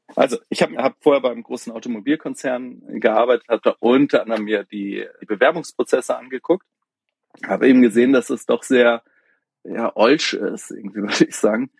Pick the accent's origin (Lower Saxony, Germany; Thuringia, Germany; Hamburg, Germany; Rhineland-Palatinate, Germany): Hamburg, Germany; moved away as an adult; ich komme aus Hamburg, auch gebürtig, habe hab allerdings viele Jahre im Ausland gelebt, also bin zum Studium aus Hamburg raus